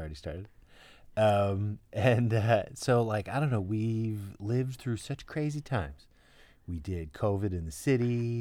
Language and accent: English; New York City, New York, United States; We're from Brooklyn